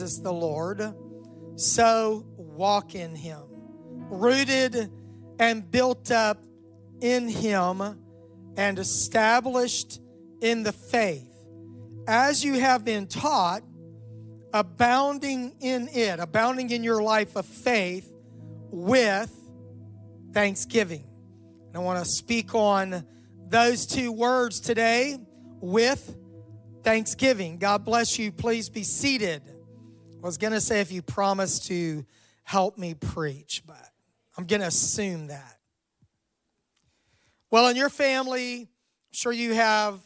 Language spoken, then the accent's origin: English; Miami, Florida, United States; moved away as an adult; also born or lived in Jackson, Mississippi; I'm from Miami, Florida, so my parents lived quite a ways away